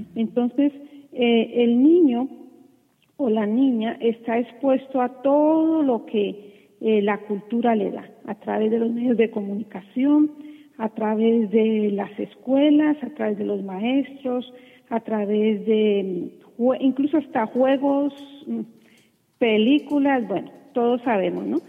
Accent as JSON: {"language": "Spanish", "country": "Colombia", "said": "como dicen en, mi país, yo soy colombiana"}